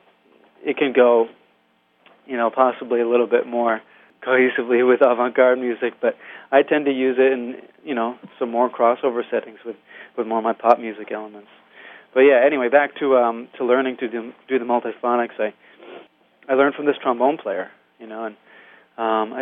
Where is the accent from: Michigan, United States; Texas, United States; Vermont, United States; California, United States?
Vermont, United States; now in New York, United States; I was raised there in Vermont.